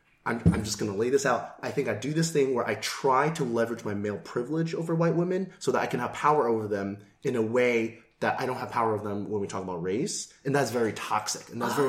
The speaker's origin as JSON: {"language": "English", "country": "United States", "tie": "born or raised there", "said": "Yeah. So I was born here, but my parents are from Taiwan."}